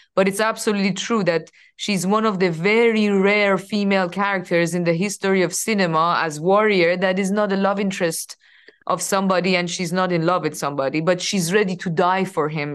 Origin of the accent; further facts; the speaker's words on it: Iran; moved away as an adult; I was coming from Iran